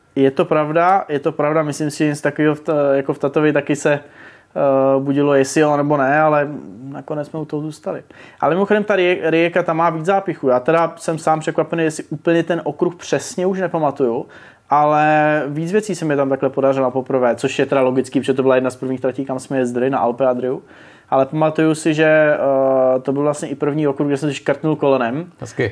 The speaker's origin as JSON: {"language": "Czech", "town": "Brno", "region": "South Moravian Region", "country": "Czechia", "said": "já jsem z Brna"}